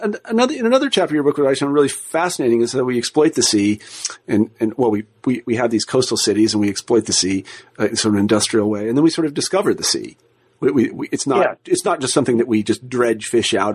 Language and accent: English; Kansas, United States; moved away as an adult; also born or lived in Berkeley / Boston; where I grew up in Kansas